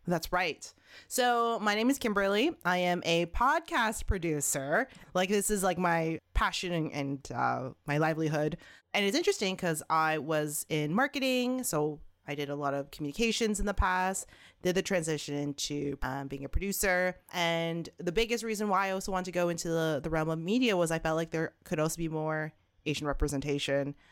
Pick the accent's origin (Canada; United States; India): Canada; Toronto, Ontario; I was born and raised in Canada, Toronto, Canada